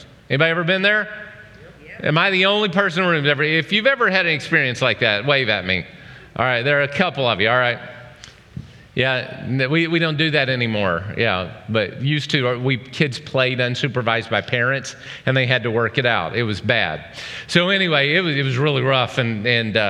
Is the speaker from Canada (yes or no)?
no; Oklahoma, United States; moved away; I grew up in Oklahoma.